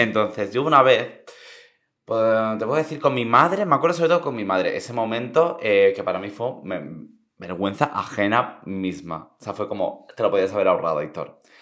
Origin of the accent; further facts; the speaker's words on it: Santa Ponsa, Balearic Islands, Spain; mi pueblo es Santa Ponsa